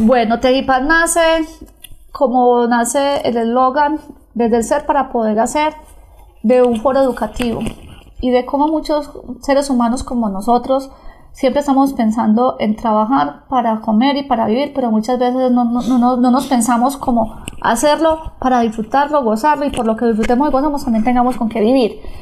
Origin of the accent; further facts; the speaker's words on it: Granada, Antioquia, Colombia; de nuestra Antioquia, de nuestra Granada, de nuestro oriente antioqueño